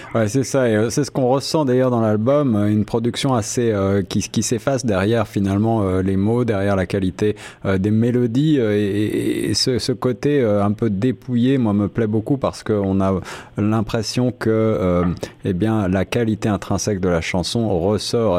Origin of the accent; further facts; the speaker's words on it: France; moved away; je viens de France